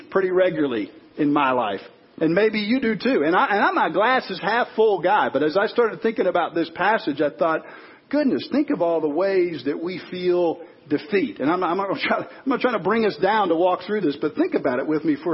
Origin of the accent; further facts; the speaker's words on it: Chicago, Illinois, United States; a guy that grew up in Chicago, fan of the Bulls